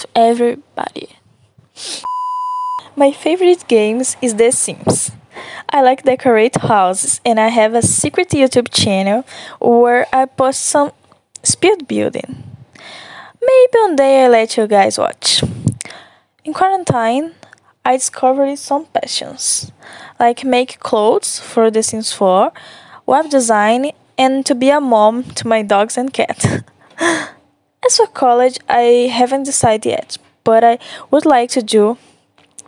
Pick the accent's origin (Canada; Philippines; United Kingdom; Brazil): Brazil; Nova Era, Minas Gerais; English is a second language; now in Timóteo, Brazil; I'm from Nova Era, Minas Gerais, but I live in Timóteo for now.